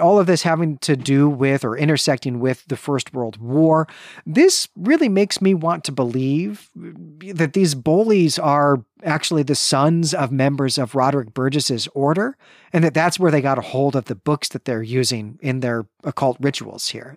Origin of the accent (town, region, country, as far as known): Midwest, United States; born or raised there